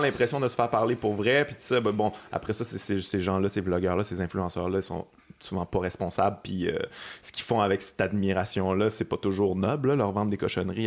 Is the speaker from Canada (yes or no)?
yes; Quebec City, Quebec, Canada; now in Montreal, Canada; je viens de Québec, comme toi